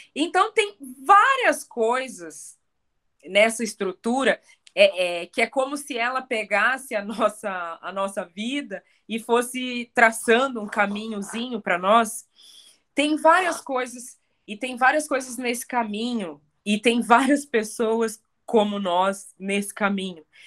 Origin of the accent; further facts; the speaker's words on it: Curitiba, Paraná, Brazil; Eu cresci aqui na, nessa cidade. Eu sou curitibana. Eu, eu, eu nasci e fui criada aqui